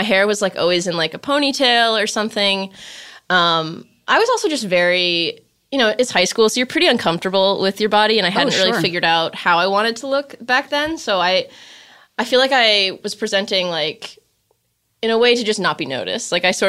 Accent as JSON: {"language": "English", "town": "Glenview", "region": "Illinois", "country": "United States", "said": "I'm from Glenview, Illinois, yeah."}